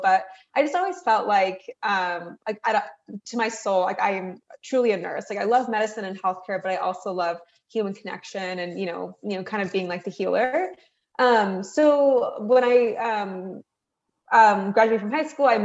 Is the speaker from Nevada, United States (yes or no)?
yes; Reno, Nevada, United States; I am a first generation American. My parents are from Iran. We grew up in Reno, Nevada, which is on the western part of the US.